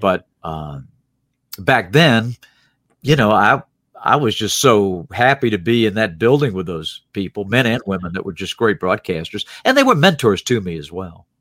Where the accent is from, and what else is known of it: Salisbury, North Carolina, United States; born or raised there; moved away as an adult; also born or lived in Norfolk, Virginia